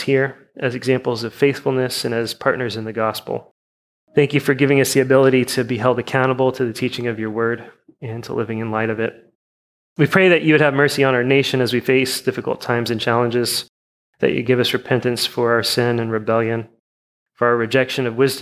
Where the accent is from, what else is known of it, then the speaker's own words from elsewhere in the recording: United States; we're American Christians.